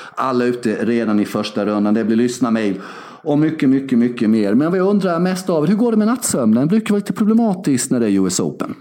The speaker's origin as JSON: {"language": "Swedish", "country": "Sweden", "tie": "born or raised there", "also_born_or_lived": "Värnamo", "said": "När vi växte upp i Sverige innan globalisering och internet"}